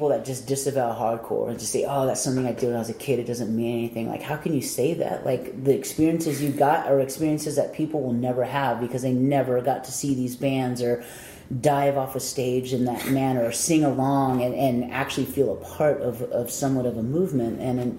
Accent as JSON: {"language": "English", "town": "San Diego", "region": "California", "country": "United States", "tie": "born or raised there", "said": "growing up in Southern California, especially San Diego, the shows were just always extremely mixed."}